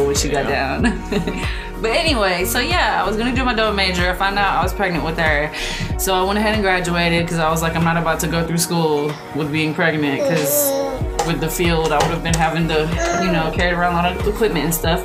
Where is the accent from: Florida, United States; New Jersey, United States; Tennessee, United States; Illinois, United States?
Tennessee, United States; Nashville; I'm from Nashville, Tennessee